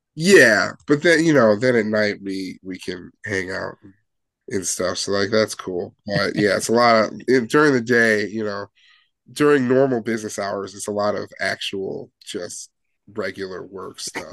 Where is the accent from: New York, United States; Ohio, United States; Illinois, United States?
Illinois, United States; Chicago area; we're all from Chicago or the Chicago land area